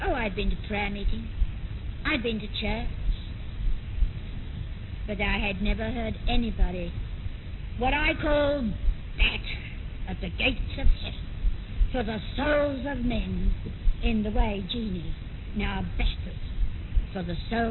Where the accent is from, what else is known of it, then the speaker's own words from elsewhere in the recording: London, United Kingdom; moved away as an adult; I had been born and brought up in London and had never been more than a few miles from my own home.